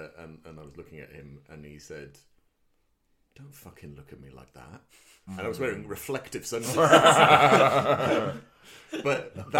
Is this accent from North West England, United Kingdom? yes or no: no; Cardiff, Wales, United Kingdom; growing up in Cardiff